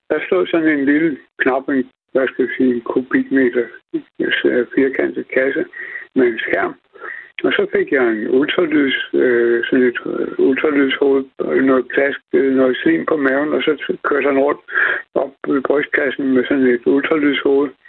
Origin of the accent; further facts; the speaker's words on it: Copenhagen, Capital Region of Denmark, Denmark; jeg kommer fra København